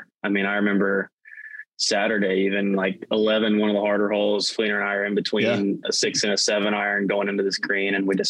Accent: Hickory, North Carolina, United States; growing up in Hickory

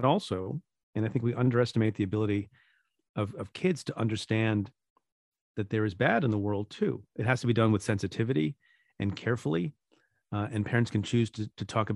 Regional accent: India; now in United States; I'm an Indian immigrant. I was born in India. My parents were too, before we emigrated to the United States

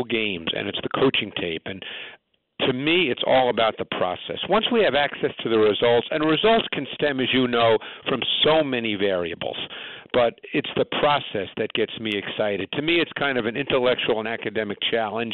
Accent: New York City, New York, United States; I grew up in Queens

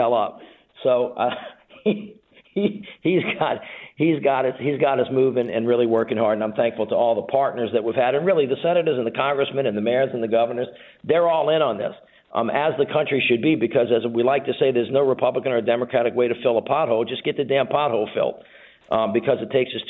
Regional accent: Louisiana, United States; I'm from Louisiana

